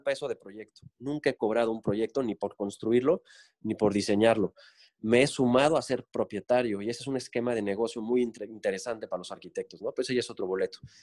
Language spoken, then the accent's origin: Spanish; Cancún, Quintana Roo, Mexico; regreso a Cancún porque viví de chico en Cancún, es decir, secundaria y prepa las hice aquí. Tengo 43 años, nací en 76 y del, del 89 al 95 viví en Cancún por trabajo de mi papá.